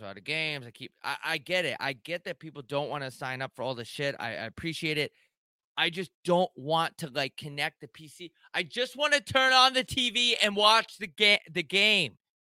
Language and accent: English; New York, United States; I'm from New York, not upstate New York